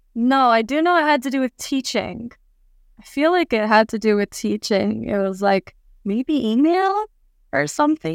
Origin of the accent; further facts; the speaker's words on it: Orlando, Florida, United States; moved away as an adult; also born or lived in Atlanta, Georgia; now in Incheon, South Korea; I was born and raised in the States. My parents are Lebanese, and I live in Korea